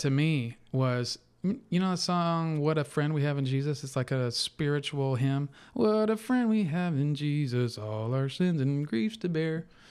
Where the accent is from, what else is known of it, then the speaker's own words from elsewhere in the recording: Napa, California, United States; moved away as an adult; also born or lived in Irvine, California / Las Vegas; the same place I was born, which is in Napa, California